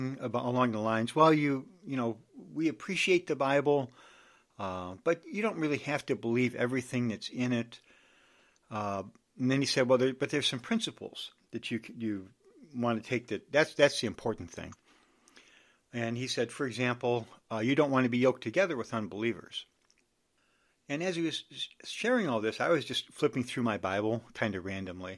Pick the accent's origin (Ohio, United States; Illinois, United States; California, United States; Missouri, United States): Illinois, United States; Chicago; also born or lived in Washington, D.C.; I'm from the Chicago area.